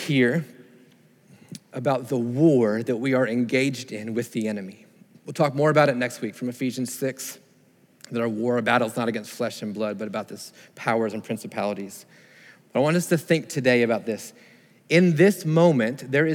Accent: Sarasota, Florida, United States; I grew up in Sarasota, Florida, and we went to the beach often, grew up kind of on the beach

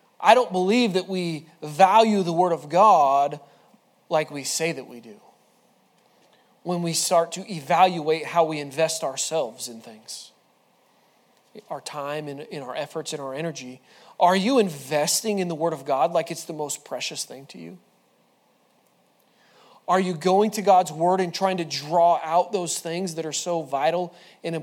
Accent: Washington, United States; moved away; I'm from Washington

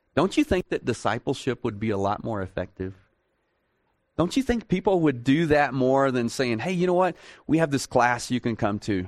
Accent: Texas, United States; I'm from Texas

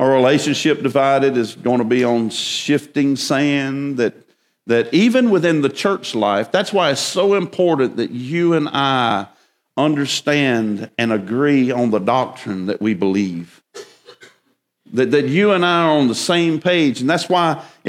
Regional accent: Winnsboro, South Carolina, United States; also born or lived in Columbia, South Carolina; I was born in Baptist Hospital, Columbia, South Carolina. Shortly thereafter, I was moved to Winnsboro, South Carolina, Route 2, Box 11.

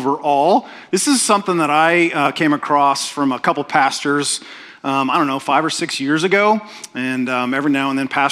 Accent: Oklahoma, United States; I'm from Oklahoma. Oklahomans don't have accents.

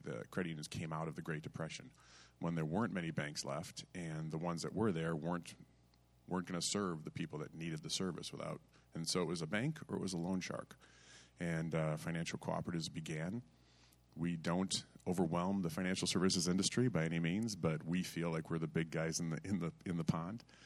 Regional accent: Vassar, Michigan, United States; I grew up in the Frankenmuth, Michigan area of Vassar, Michigan

